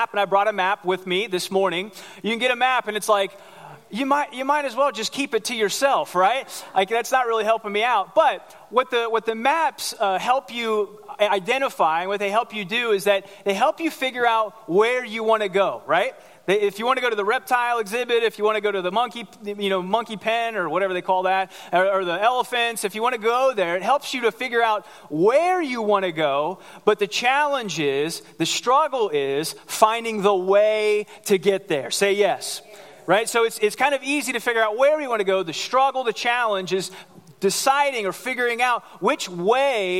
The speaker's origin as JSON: {"language": "English", "town": "Cincinnati", "region": "Ohio", "country": "United States", "tie": "born or raised there", "moved": "yes", "said": "I grew up in Ohio in Cincinnati"}